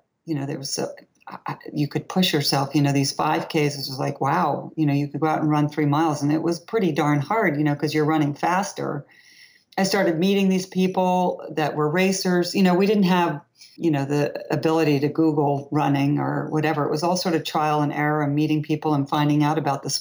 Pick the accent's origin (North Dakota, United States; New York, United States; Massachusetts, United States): New York, United States; Long Island; also born or lived in Boston; I grew up in Long Island